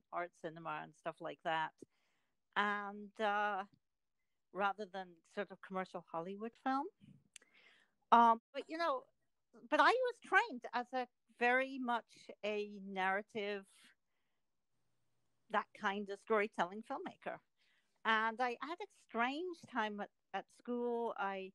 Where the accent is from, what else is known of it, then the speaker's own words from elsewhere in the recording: Edinburgh, Scotland, United Kingdom; moved away; I grew up in Scotland, in Edinburgh